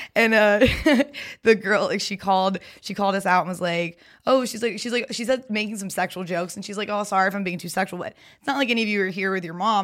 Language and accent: English; Raleigh, North Carolina, United States; moved away; also born or lived in Greenville, North Carolina; I'm from Raleigh, but I went to school at ECU in Greenville